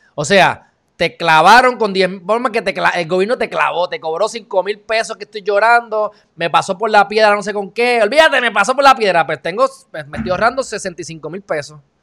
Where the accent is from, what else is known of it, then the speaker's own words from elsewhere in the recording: Puerto Rico; uno como puertorriqueño